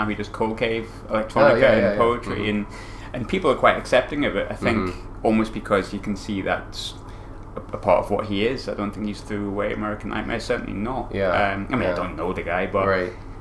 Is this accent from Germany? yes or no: no; North East England, United Kingdom; moved away; also born or lived in Glasgow; my hometown's like the Northeast, like Sunderland, Newcastle